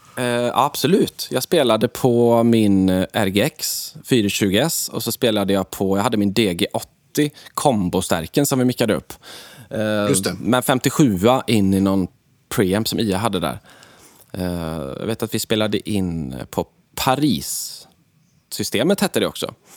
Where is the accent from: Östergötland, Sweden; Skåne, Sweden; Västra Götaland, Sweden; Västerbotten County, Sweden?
Västra Götaland, Sweden; Alingsås; min hemstad Allingsås